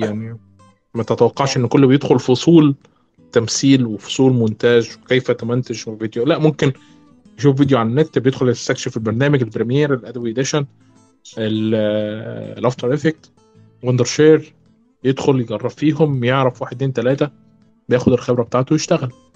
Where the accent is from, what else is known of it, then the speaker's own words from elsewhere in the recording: Egypt; عندنا في مصر